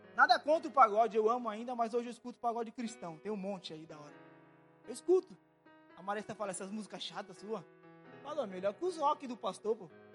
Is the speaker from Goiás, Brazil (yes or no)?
no; Guarujá, São Paulo, Brazil; eu morava no Guarujá